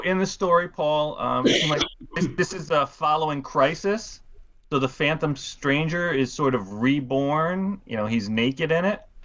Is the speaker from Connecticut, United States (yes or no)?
no; New York City, New York, United States; I I grew up in Queens